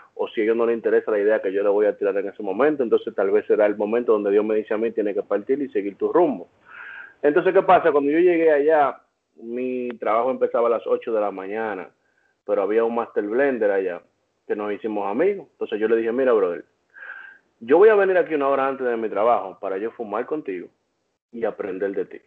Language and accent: Spanish; Dominican Republic; now in United States; soy dominicano